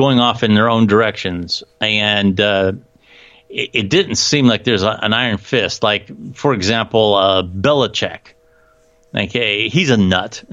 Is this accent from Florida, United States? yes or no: no; Canton, Ohio, United States; I'm from Canton, Ohio. I came from a very athletic school, McKinley